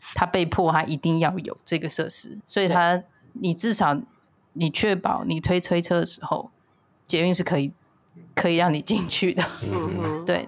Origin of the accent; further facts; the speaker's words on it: Taipei, Taiwan; 我从小就在台北长大